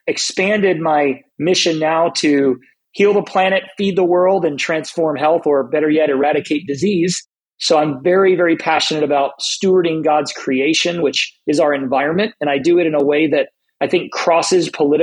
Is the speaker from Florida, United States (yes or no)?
yes; South Florida, United States; moved away as an adult; also born or lived in Southern California; I moved from South Florida, where I was raised, to Southern California